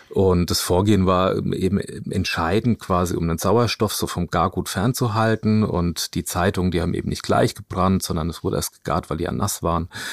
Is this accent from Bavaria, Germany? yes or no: yes; Großwallstadt, Bavaria, Germany; moved away; ich komme ursprünglich aus dem Spessart, also in der Nähe von Aschaffenburg oder nee, besser gesagt aus Großwaldstadt